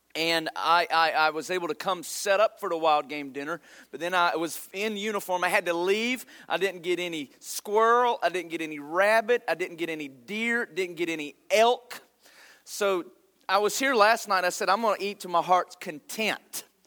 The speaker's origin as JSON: {"language": "English", "region": "North Carolina", "country": "United States", "tie": "born or raised there", "moved": "yes", "said": "I grew up in North Carolina"}